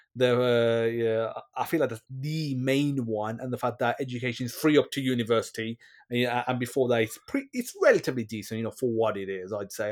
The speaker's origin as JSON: {"language": "English", "region": "West Midlands", "country": "United Kingdom", "moved": "yes", "said": "I'm originally from the West Midlands in, you know, Dudley, Wel, you know, West Bromwich, Wo, Wolverhampton areas."}